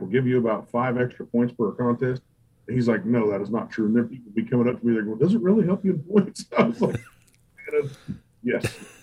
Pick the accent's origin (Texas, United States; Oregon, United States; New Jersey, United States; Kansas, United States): Kansas, United States; Dodge City; my hometown Dodge City